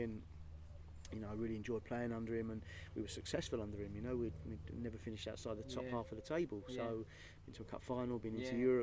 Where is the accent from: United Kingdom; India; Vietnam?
United Kingdom; St Albans, East of England; I'm from St Albans